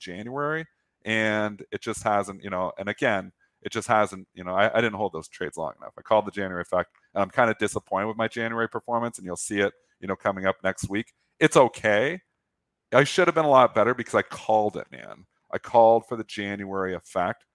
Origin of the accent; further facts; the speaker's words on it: Canada; I'm Canadian